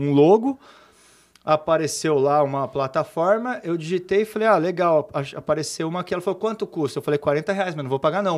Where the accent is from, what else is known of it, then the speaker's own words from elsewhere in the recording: Cosmópolis, São Paulo, Brazil; also born or lived in São Carlos; eu sou de Cosmópolis, uma cidade aqui do lado, e eu praticamente nasci dentro de loja de material de construção.